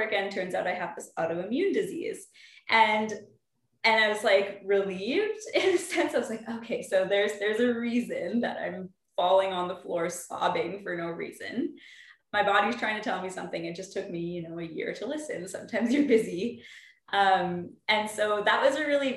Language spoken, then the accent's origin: English; Calgary, Alberta, Canada; I'm from Calgary, Alberta